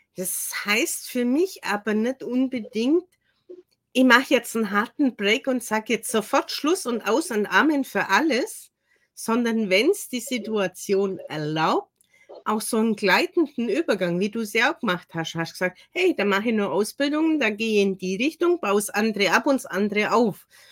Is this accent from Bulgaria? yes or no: no; Germany; bin zwar eine gebürtige Deutsche